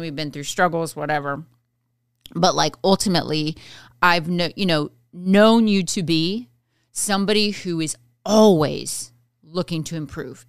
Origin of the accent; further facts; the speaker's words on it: Midwest, United States; I grew up in the Midwest